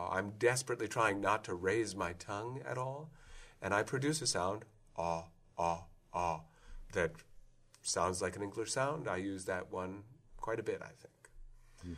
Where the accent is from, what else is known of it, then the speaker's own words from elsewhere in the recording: Iowa City, Iowa, United States; I come from an area which, if you look on the map, uh, Iowa City is on a border territory